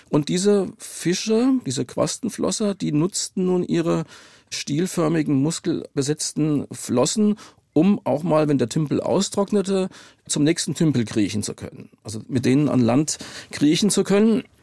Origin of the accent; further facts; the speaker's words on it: Darmstadt, Hesse, Germany; ich komme aus Darmstadt und da ist das Mainzer Becken in der Nähe und die Grube Messel bei Darmstadt